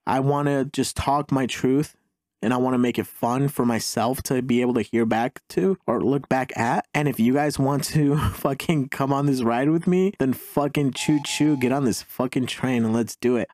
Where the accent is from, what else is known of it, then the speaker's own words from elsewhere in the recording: Mexico; now in United States; I'm an immigrant. I was born in Mexico, such as my mom and my older brother.